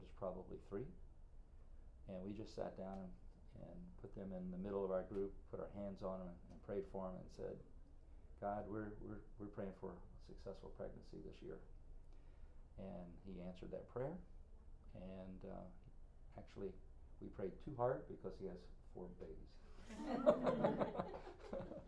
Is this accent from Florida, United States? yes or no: yes; Winter Park, Florida, United States; also born or lived in Greensboro, North Carolina; So I grew up in Winter Park